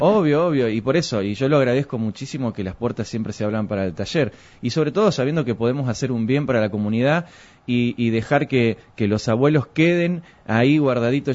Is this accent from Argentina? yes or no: yes; Argentina; como buen argentino que somos